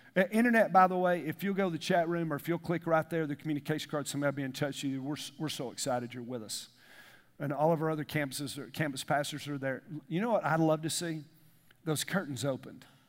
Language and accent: English; the South, United States; we grew up in the South